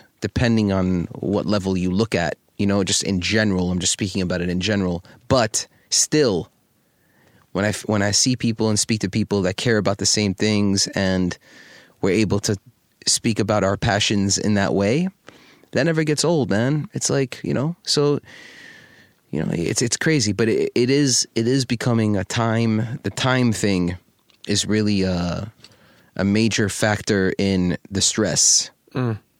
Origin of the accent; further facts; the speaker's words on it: New York City, New York, United States; I wish that everybody had the ability to live in the cultural climate that we lived in growing up in New York City, seeing all the different types of cultures and foods and fashion and style.